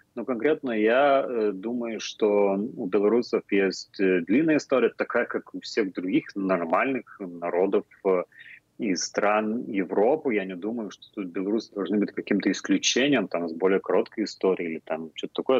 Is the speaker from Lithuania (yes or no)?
yes; Lithuania